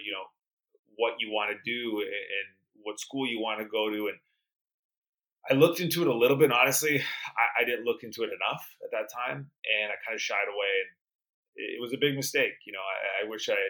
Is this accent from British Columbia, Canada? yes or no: yes; Vancouver, British Columbia, Canada; Vancouver, British Columbia, where I grew up in Canada